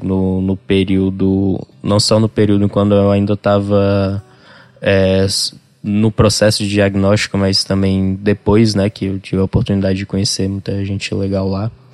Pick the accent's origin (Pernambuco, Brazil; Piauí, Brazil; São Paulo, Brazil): Piauí, Brazil; Parnaíba; also born or lived in Rio Grande do Sul; pra gente que, sei lá, nasceu e foi criado aqui